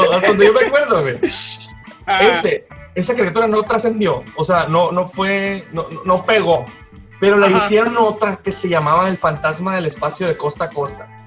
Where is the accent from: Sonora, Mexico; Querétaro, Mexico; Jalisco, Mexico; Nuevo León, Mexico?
Sonora, Mexico; Guaymas; also born or lived in Hermosillo; No, yo nací en Guaymas.